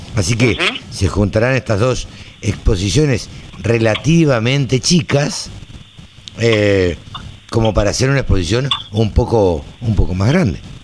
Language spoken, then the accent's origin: Spanish; Maipú, Buenos Aires Province, Argentina; en, Maipú, donde yo nací, en el campo